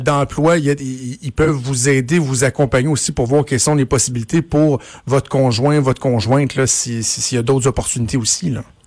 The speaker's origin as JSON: {"language": "French", "town": "Laval", "region": "Quebec", "country": "Canada", "tie": "born or raised there", "also_born_or_lived": "LaSalle, Montreal", "said": "je suis né à Ville-la-Salle, j'ai grandi à Laval"}